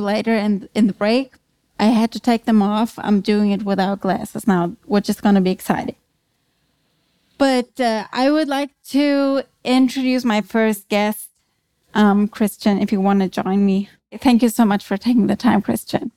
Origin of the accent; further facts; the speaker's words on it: Germany; English is a second language; moved away as an adult; also born or lived in New York City, United States; now in Vienna, Austria; I am German. As you might be able to hear, I live in Vienna. I moved there from the Big Apple, so from New York City, where I spent the last eight years